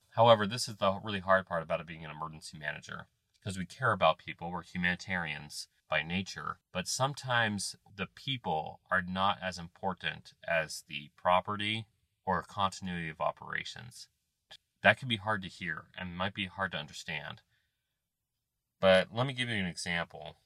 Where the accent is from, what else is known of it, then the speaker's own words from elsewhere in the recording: Ohio, United States; I'm from Ohio